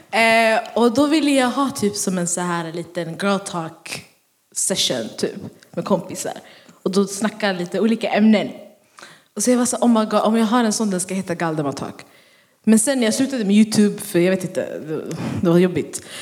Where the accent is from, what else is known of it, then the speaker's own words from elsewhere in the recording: Örebro, Örebro County, Sweden; Ehm, det här var när vi bodde i Örebro. Vi är från Örebro om ni inte visste det.